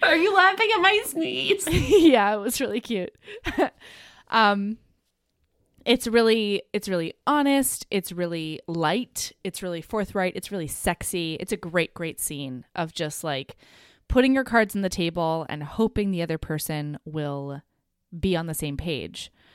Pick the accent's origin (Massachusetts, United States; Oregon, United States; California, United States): Oregon, United States; Southern; I grew up in Southern Oregon